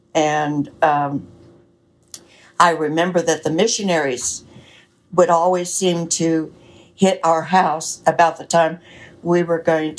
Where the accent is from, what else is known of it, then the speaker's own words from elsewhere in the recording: Lubbock, Texas, United States; also born or lived in California; Well, I was born in Lubbock, Texas, and lived there off and on between there and California most of my life